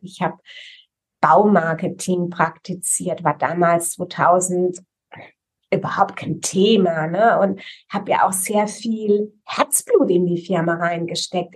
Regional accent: Rhineland-Palatinate, Germany; Ich bekenne mich als Pfälzerin

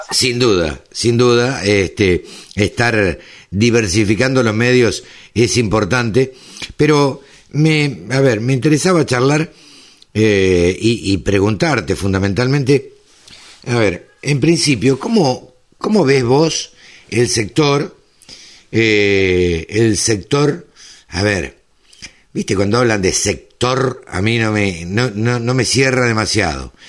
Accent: Maipú, Buenos Aires Province, Argentina; yo nací en Maipú, me crié en Maipú, zona de cría

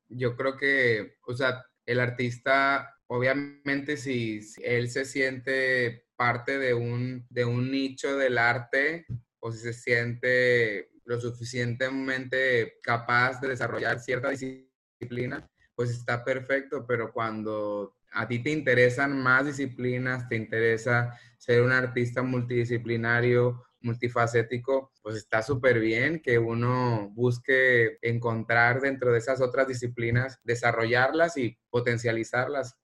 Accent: El Rosario, Sinaloa, Mexico; Yo nací en el Rosario, Sinaloa, y allá realmente pues no teníamos como una gama de posibilidades eh, artísticas que pudiéramos estudiar

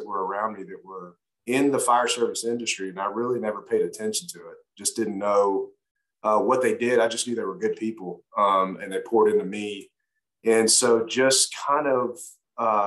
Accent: Cobb County, Georgia, United States; also born or lived in Los Angeles, California; I was raised there to about 6 or 7. Then my mother remarried, made her way to Georgia with my stepfather, and pretty much was raised in Cobb County from there

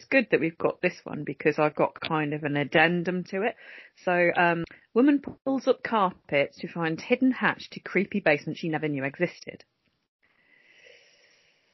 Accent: Coventry, West Midlands, United Kingdom; now in Earlsdon, Coventry, United Kingdom; born and brought up there, thank you very much. I'm from Holbrooks

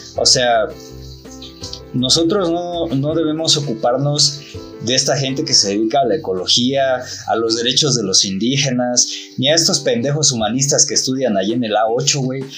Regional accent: Mexico; also born or lived in Mexico City; nosotros como mexicanos

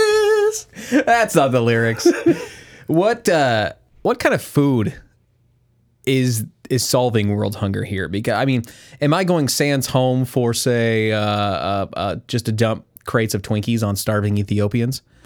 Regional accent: Kansas, United States; the small town of, that we grew up in in Kansas

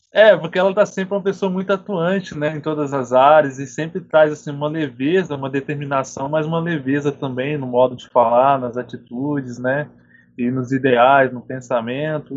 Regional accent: Piau, Minas Gerais, Brazil; Sou da região de Piau, Minas Gerais, ali na Zona da Mata

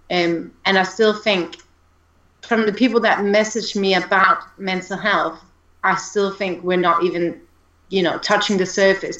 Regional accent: Denmark; moved away as an adult; now in United Kingdom; originally from Denmark, which is why he mentioned the accent, I believe. But I think my accent is pretty subdued

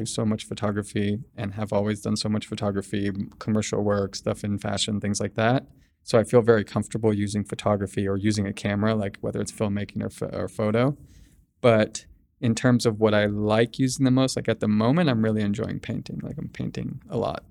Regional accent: Sacramento, California, United States; also born or lived in Bangkok, Thailand; now in Los Angeles, United States; I'm from Sacramento originally

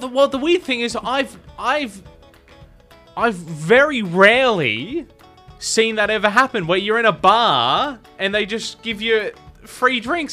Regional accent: Adelaide, South Australia, Australia; moved away as an adult; also born or lived in Tamworth; I was from Adelaide.

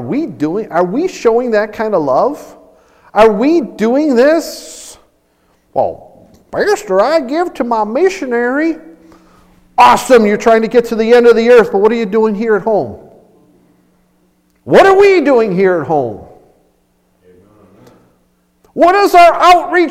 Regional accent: Chicago, Illinois, United States; Growing up in Chicago, I knew a lot of people

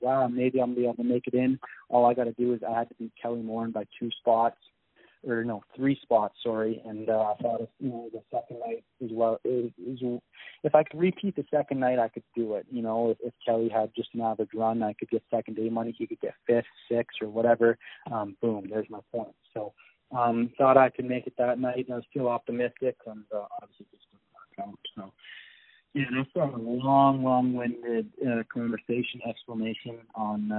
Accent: Grande Prairie, Alberta, Canada; I'm from Grand Prairie

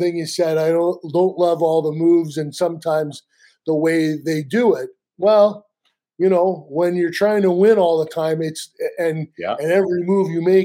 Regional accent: Canada; I'm a Canadian.

